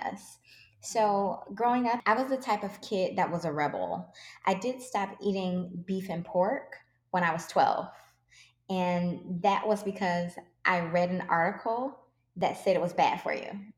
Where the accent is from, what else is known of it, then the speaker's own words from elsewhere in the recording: Detroit, Michigan, United States; I grew up in Detroit